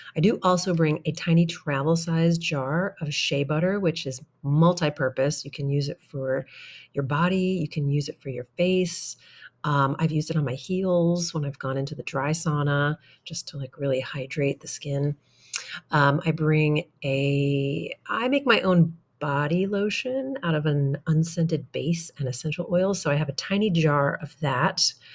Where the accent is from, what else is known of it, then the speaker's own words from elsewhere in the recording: Midwest, United States; also born or lived in Hawaii; now in Seattle, United States; my life as a child growing up in the Midwest